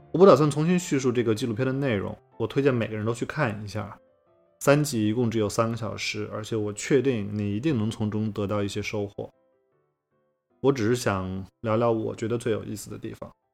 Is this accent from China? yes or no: yes; rural inland China, China; 我小的时候在中国的内陆乡下